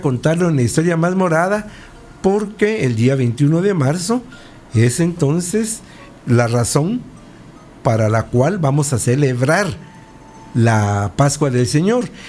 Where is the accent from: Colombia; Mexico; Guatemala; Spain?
Guatemala; como un guatemalteco, historiador